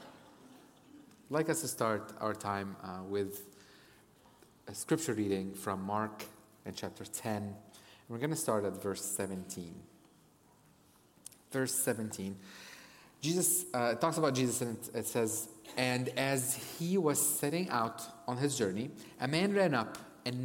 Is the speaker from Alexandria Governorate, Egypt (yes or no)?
no; Cairo, Cairo Governorate, Egypt; also born or lived in United States; now in North Africa; I grew up in Cairo, Egypt